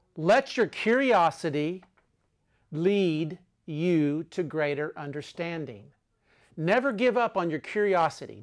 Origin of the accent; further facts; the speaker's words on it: Texas, United States; I am an American. I'm from Texas